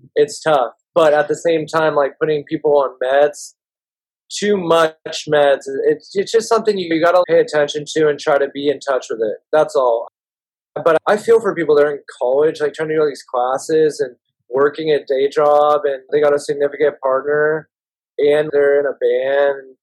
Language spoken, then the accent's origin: English; Marin County, California, United States; We grew up in Marin County